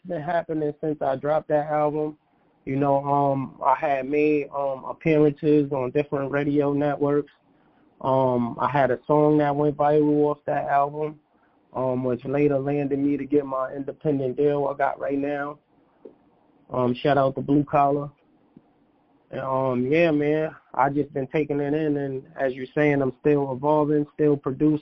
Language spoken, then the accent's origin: English; New York City, New York, United States; my hometown of Brooklyn, New York